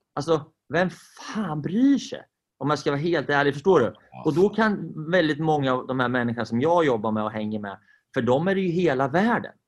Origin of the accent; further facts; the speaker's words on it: Sweden; Vi är ju svenskar